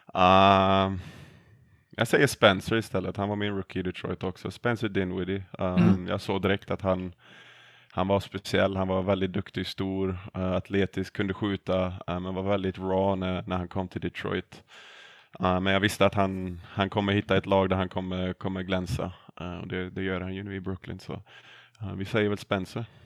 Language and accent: Swedish; Sweden; moved away as an adult; now in United States; hemma i Sverige